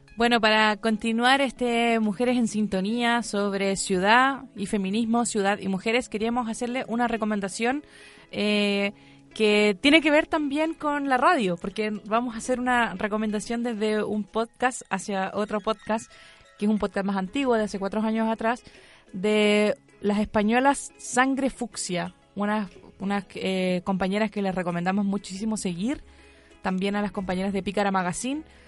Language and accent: Spanish; Copiapó, Atacama, Chile; now in Santiago, Chile; yo soy de Copiapó, cuando yo vivía en Copiapó y llegaba a vivir a Santiago